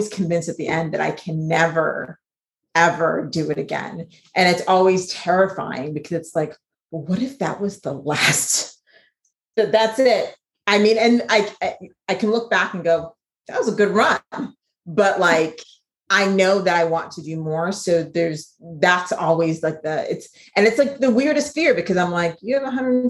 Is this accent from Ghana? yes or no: yes; Ghana; being from Ghana